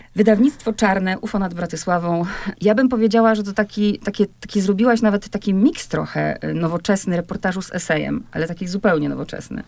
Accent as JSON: {"language": "Polish", "country": "Poland", "said": "my Polacy"}